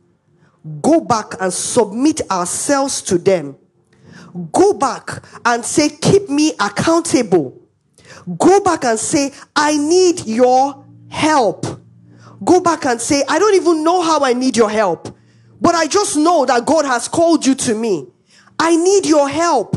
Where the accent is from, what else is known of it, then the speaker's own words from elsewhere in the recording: Anambra, Nigeria; I'm from Anambra State, right? Strong state